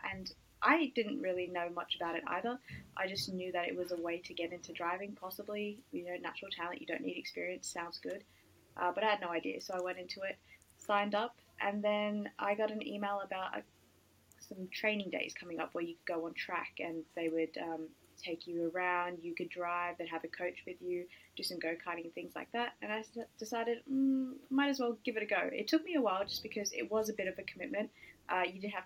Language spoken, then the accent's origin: English; Sydney, New South Wales, Australia; I'm from Australia in Sydney